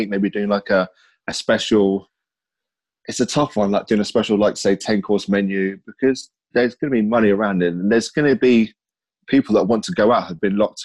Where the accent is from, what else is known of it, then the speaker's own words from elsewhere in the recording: Whitstable, South East England, United Kingdom; also born or lived in Margate; I was born in Margate, raised up in Whitstable